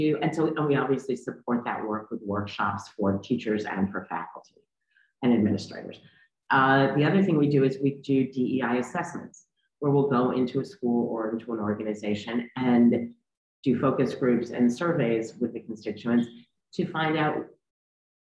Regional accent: New York City, New York, United States; I am a white Jewish woman who grew up in New York City. I still live here.

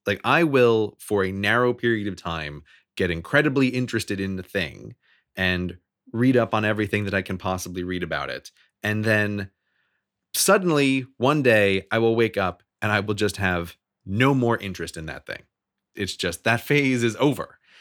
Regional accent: United States; born or raised there

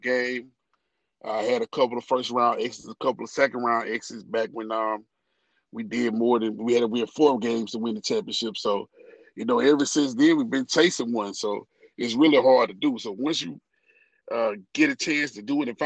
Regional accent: Senatobia, Mississippi, United States; also born or lived in Lewisburg, Pennsylvania; now in Memphis, United States; I'm originally from San Antonio, Mississippi. So that's where I went to high school at, played my high school football there

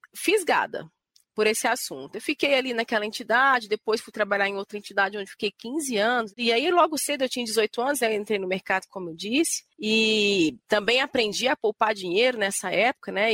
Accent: Goiânia, Goiás, Brazil; em Goiânia, que é de onde eu vim, né, onde eu nasci

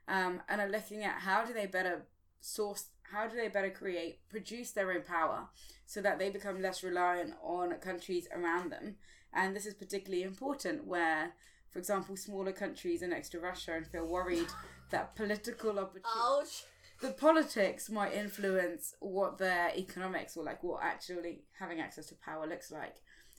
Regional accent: Zimbabwe; born there; Because I was born in Zimbabwe.

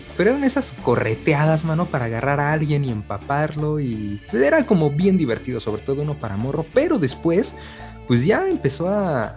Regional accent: Mexico City, Mexico; para nosotros como chilangos

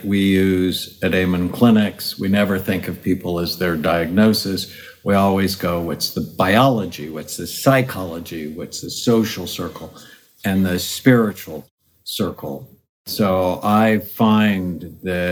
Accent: California, United States; I'm from California

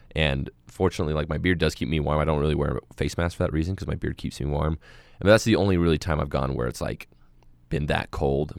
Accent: Moab, Utah, United States; I was born and raised in Moab, and I'm a desert rat

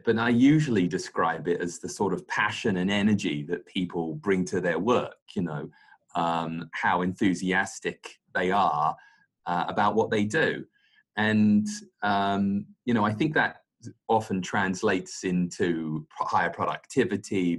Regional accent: London, United Kingdom; accent: British; moved away as an adult; now in Singapore; very British, born and raised in London

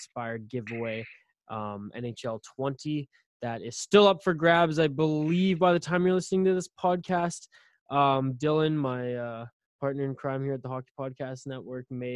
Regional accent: Victoria, British Columbia, Canada; my hometown, Victoria, British Columbia

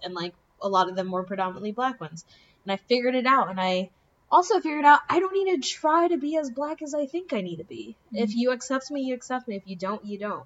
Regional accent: South Florida, United States; I grew up in South Florida

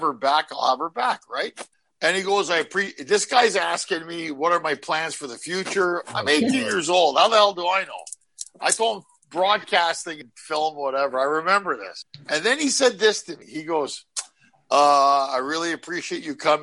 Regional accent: Ottawa, Ontario, Canada; moved away as an adult; also born or lived in Montreal; now in Los Angeles, United States; I grew up in Ottawa

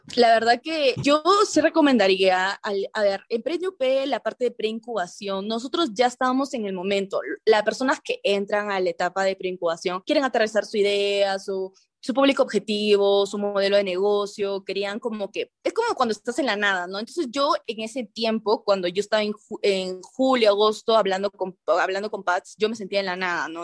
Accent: Chiclayo, Lambayeque, Peru; yo soy de Chiclayo

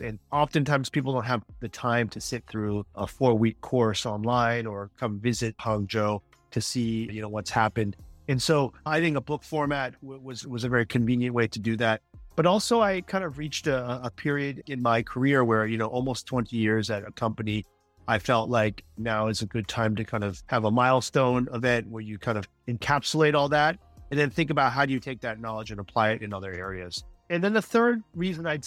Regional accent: United States; as an American who worked at the company for almost two decades

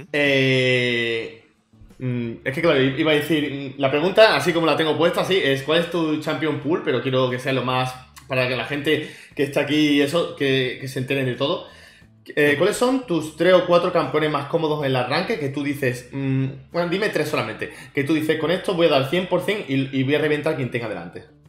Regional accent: Málaga, Andalusia, Spain; Que soy yo también de Málaga

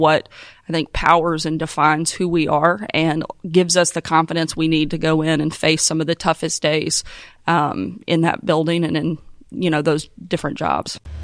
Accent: Arkansas, United States; my home state of Arkansas

